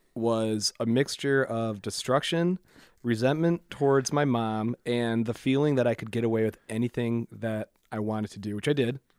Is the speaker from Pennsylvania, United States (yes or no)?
no; Waterford, Michigan, United States; also born or lived in Clarkston, Michigan; I grew up in Waterford.